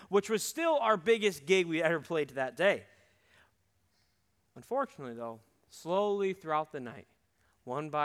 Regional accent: Cedar Rapids, Iowa, United States; we would play gigs around my hometown of Cedar Rapids

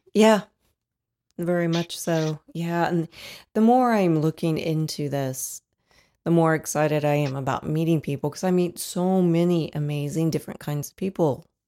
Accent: Dayton, Ohio, United States; now in Fort Wayne, United States; I'm from Dayton, Ohio originally. I'm a transplant

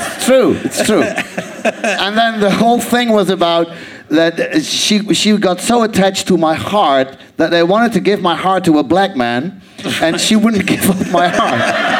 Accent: Amsterdam, North Holland, Netherlands; I'm from Amsterdam

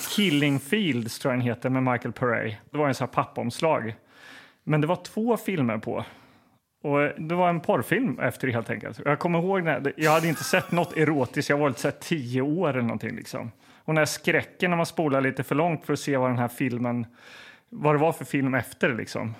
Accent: Linköping, Östergötland, Sweden; Jag kommer ju också från Linköping

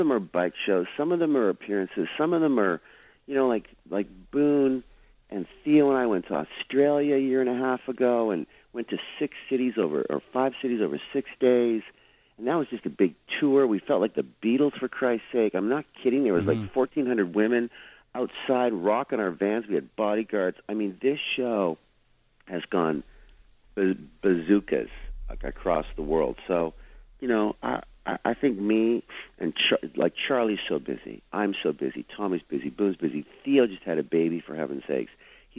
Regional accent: Saskatoon, Saskatchewan, Canada; moved away; grow up in a small, beautiful little home in Saskatoon

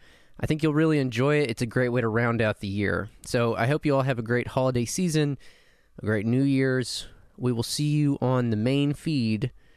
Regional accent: New Mexico, United States; So I'm from New Mexico, and we always grew up hearing about them.

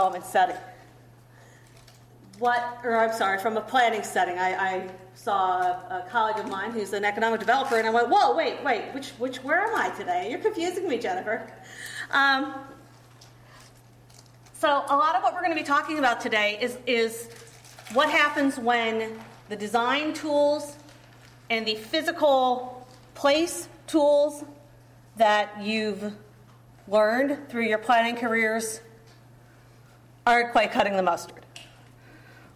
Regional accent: Cleveland, Ohio, United States; moved away; also born or lived in Green Bay, Wisconsin / Cincinnati, Ohio; I grew up in Cleveland

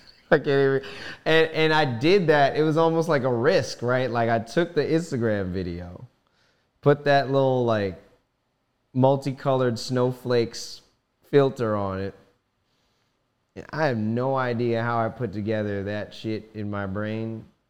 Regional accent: Silver Spring, Maryland, United States; I was born April second, nineteen ninety-one in Ho, Holy Cross Hospital in Silver Spring

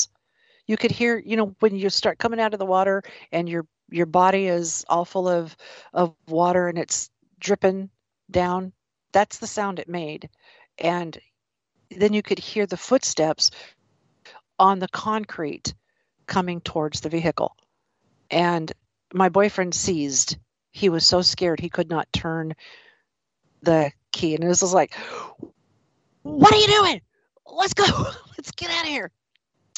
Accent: the Ozarks, Missouri, United States; I grew up in Missouri and in the Ozarks

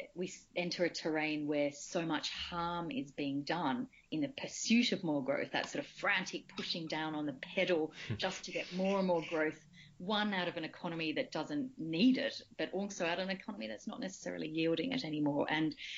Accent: Australia; moved away; I grew up in Australia, on per capita terms, one of the richest countries in the world

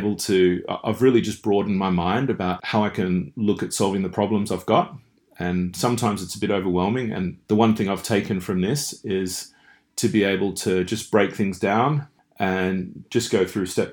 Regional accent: Gippsland, Victoria, Australia; moved away as an adult; I lived overseas for the last 20 years and moved back to Australia and moved back to my hometown

